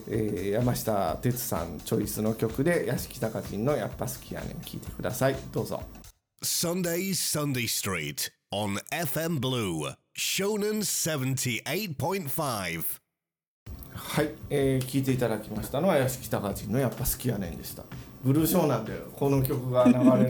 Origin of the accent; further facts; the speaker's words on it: Kyoto, Japan; 私も京都ですやっぱり京都とかにいたらまたそれはそれで違ったんでしょう